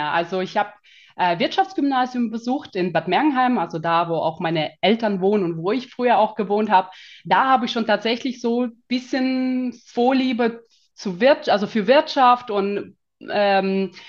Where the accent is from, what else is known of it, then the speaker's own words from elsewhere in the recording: Kazakhstan; German is a second language; now in Germany; weil ich bin nicht gebürtige Deutsche, sagen wir mal, sondern mhm. ich komme tatsächlich aus, ähm, aus Kasachstan. Also mhm. gehöre zu den sogenannten Russlanddeutschen.